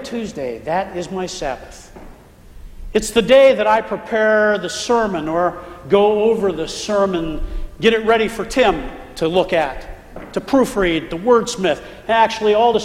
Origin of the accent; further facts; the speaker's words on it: Pennsylvania, United States; now in Florida, United States; When I was growing up in Pennsylvania